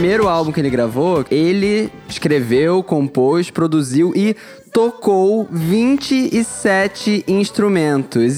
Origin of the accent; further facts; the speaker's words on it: Brazil; eu sou do Brasil